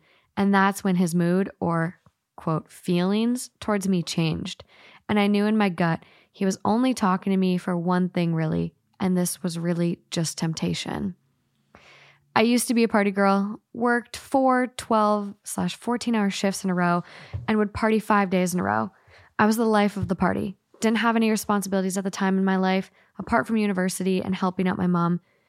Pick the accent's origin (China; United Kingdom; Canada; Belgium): United Kingdom; Glasgow, Scotland; accent: Glaswegian; I also would have loved to have read it to you in my Glaswegian accent.